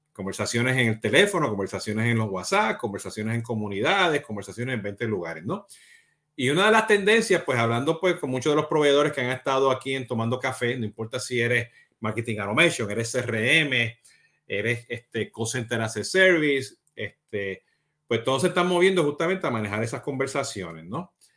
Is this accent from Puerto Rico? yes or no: yes; Puerto Rico; como buen boricua puertorriqueño